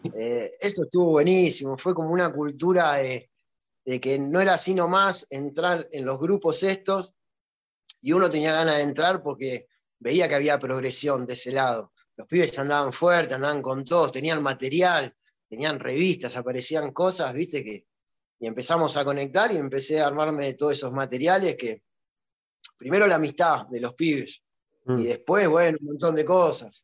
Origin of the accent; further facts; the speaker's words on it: Ciudad Evita, Buenos Aires Province, Argentina; en Ciudad Vita, el lugar donde yo nací